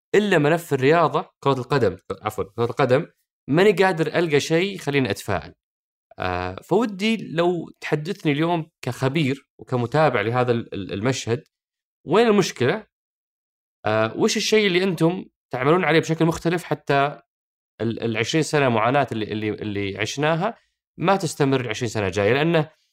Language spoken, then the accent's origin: Arabic; Saudi Arabia; عندنا في السعوديه